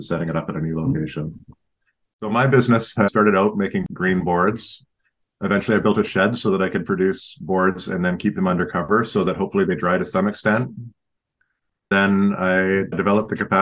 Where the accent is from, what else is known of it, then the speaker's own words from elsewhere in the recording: Lower Mainland, British Columbia, Canada; moved away as an adult; now in Cortes Island, Canada; I grew up mostly in the Lower Mainland, but with a strong connection here